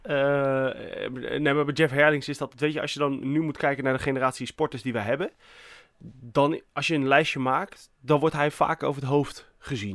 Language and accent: Dutch; Netherlands; wij zijn ook vaak als Nederlanders